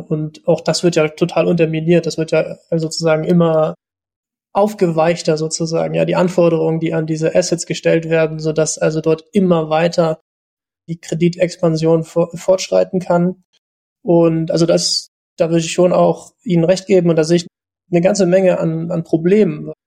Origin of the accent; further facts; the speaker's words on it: East Germany, Germany; ich bin 88 geboren in der DDR noch